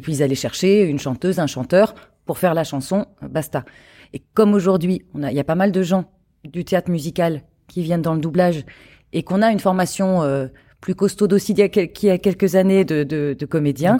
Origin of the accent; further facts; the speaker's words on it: Charente-Maritime, Nouvelle-Aquitaine, France; moved away as an adult; also born or lived in Paris; je viens de Charente-Maritime et de partir à Paris à 18 ans